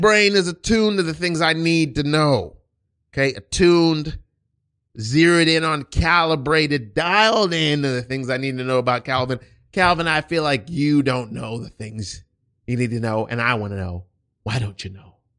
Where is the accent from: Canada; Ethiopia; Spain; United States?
United States; I was born here in America, but both of my parents are Haitian